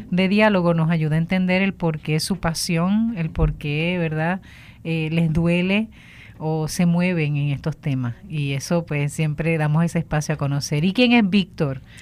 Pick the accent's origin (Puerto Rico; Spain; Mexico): Puerto Rico; Aguada; also born or lived in Mayagüez; soy de Aguada.